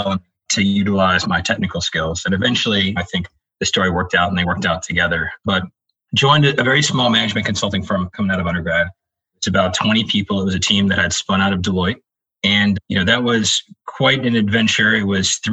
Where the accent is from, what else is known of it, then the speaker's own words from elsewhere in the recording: Virginia, United States; I grew up in Virginia